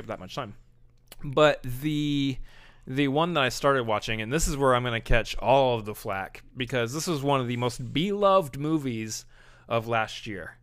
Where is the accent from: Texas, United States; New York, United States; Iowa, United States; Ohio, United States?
Texas, United States; you also say y'all because we're from Texas